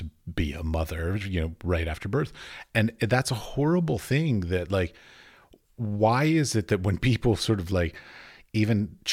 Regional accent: United States; moved away as an adult; now in Czech Republic; I'm in the Czech Republic right now, because I'm American, but my wife is Czech.

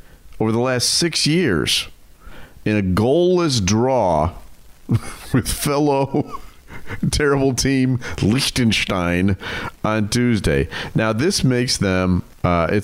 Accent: United States; I'm an American

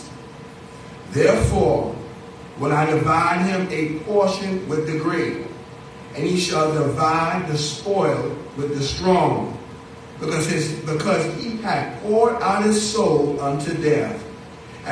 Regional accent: Bahamas; now in United States; As a little boy, growing up in the Bahamas

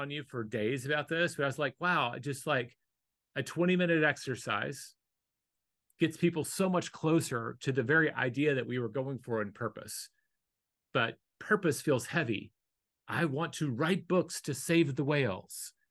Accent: Fargo, North Dakota, United States; born there; I was born in Fargo and I want warmer weather

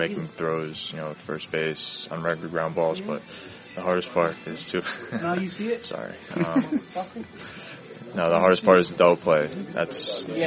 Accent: East Fishkill, New York, United States; also born or lived in Yonkers, New York; Raised in East Fishkill.

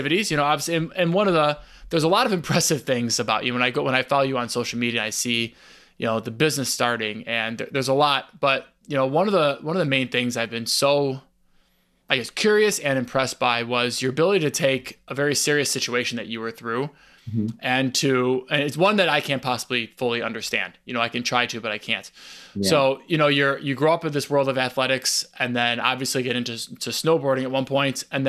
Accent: Chicago, Illinois, United States; I'm from Chicago

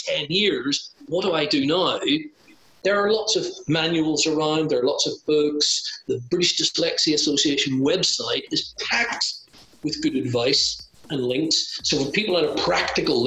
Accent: Ireland; I'm a colonial as well. I'm Irish

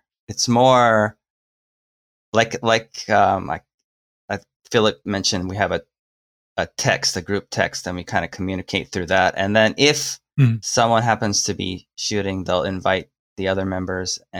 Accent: Seattle, Washington, United States; I'm from Seattle

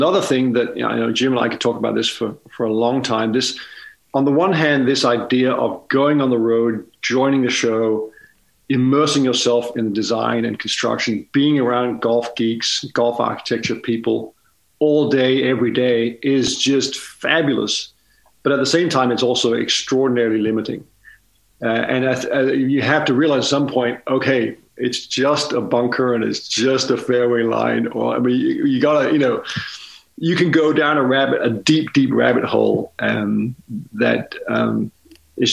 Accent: Denmark; moved away; growing up in Denmark

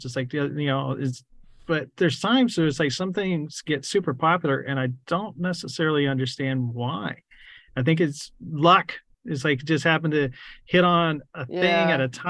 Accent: San Antonio, Texas, United States; also born or lived in New Braunfels, Texas; now in Austin, United States; I grew up really in New Braunfels and San Antonio

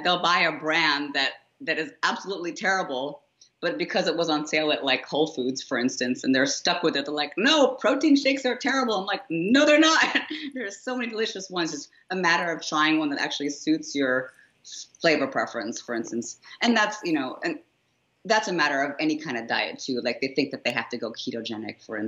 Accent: India; I come from a place where, you know, as an Indian, for instance, you know, women are not culturally attuned to wanting to get big

